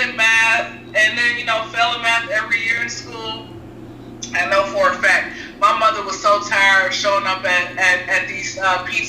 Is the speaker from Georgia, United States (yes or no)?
yes; Atlanta, Georgia, United States; Born and raised in Atlanta